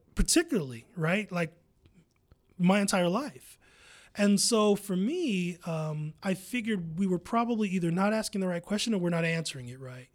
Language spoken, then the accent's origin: English; Columbus, Ohio, United States; I'm from Columbus